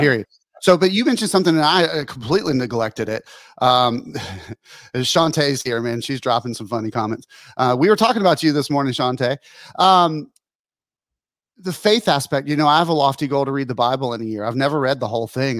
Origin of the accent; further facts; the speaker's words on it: Pensacola, Florida, United States; Colin and I grew up here in Pensacola, Florida